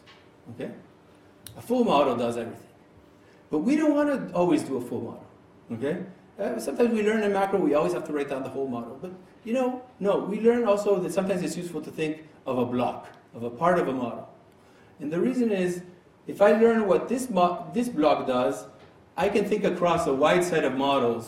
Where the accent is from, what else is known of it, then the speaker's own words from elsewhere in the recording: Argentina; I'm from Argentina.